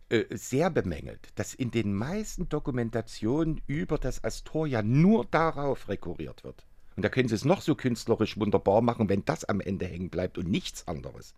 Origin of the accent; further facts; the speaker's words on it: Dresden, Saxony, Germany; ich bin in Dresden groß geworden